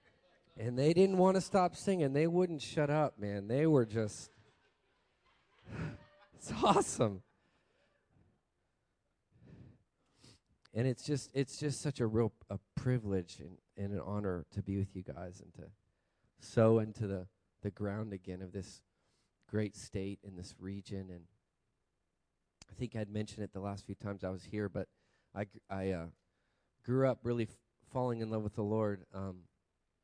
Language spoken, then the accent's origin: English; Montana, United States; moved away; also born or lived in Texas / Hawaii; I grew up as a boy in the Rocky Mountains of Montana